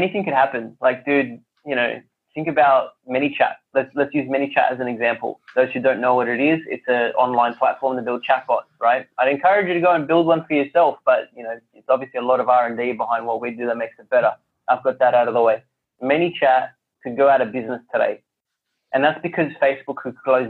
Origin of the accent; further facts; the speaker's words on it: Sydney, New South Wales, Australia; I grew up in Western Sydney, and Western Sydney is very multicultural.